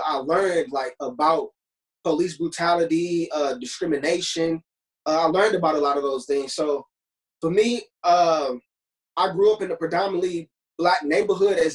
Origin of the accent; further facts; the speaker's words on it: Ferguson, Missouri, United States; I grew up in the Ferguson area as a young child, like between pre-K and fourth grade.